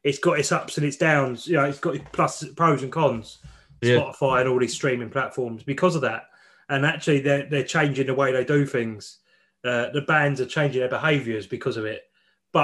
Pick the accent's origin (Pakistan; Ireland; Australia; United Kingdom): United Kingdom; England; we're total wankers from England